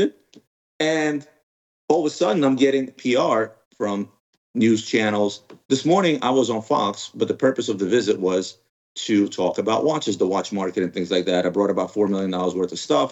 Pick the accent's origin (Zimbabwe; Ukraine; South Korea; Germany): Ukraine; now in United States; I was originally born in Ukraine